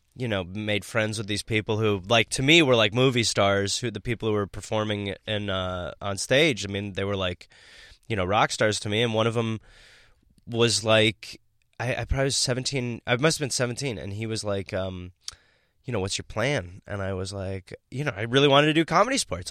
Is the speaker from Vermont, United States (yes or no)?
no; Milwaukee, Wisconsin, United States; moved away; I'm from Milwaukee, Wisconsin